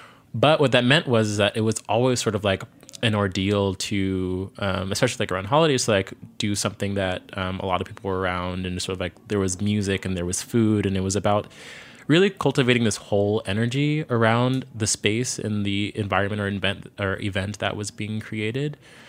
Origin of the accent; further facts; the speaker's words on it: Virginia, United States; born there; yes, I was born in Virginia, but I spent a lot of my summers and also like family holidays going up to New York.